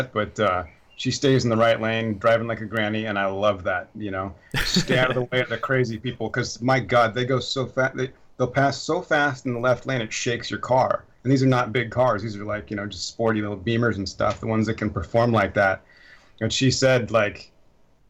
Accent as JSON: {"language": "English", "town": "Portland", "country": "United States", "moved": "as an adult", "lives_now": "Germany", "said": "I'm from Portland"}